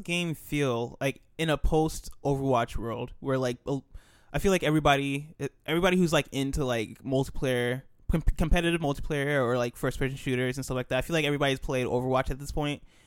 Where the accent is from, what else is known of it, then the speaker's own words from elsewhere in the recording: United States; we're American